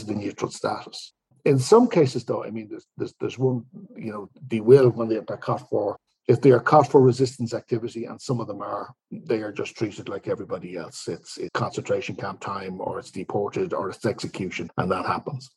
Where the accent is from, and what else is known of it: Ireland